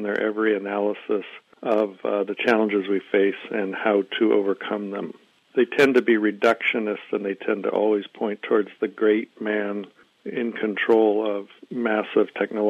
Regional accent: Silicon Valley, California, United States; now in Vancouver, Canada; I grew up in Silicon Valley.

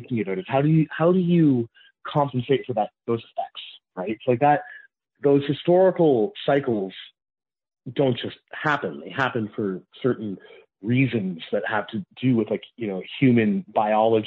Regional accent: Canada; I am Canadian

